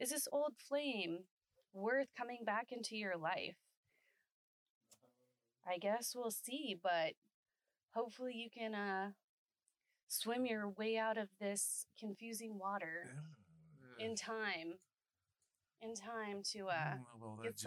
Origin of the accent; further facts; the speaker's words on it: San Antonio, Texas, United States; now in Austin, United States; I'm from San Antonio